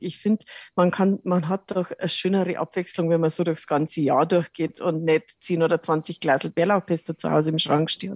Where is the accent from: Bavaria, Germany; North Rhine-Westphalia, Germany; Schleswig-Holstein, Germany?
Bavaria, Germany; Lower; moved away as an adult; now in Munich, Germany; Ich komme aus Niederbayern vom Land, äh, wohne aber jetzt mittlerweile seit 30 Jahren in München